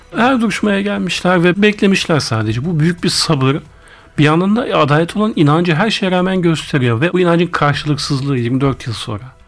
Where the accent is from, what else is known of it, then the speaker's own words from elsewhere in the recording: Ankara, Turkey; also born or lived in Ardahan; Bütün yani çocukluğumdan hatırladığım her şey Ankara. İlk gençlik Ankara. Mezuniyet, üniversiteyi bitirene kadar hep Ankara. O yüzden Ankaralıyım dersek hadi çok da yanlış olmaz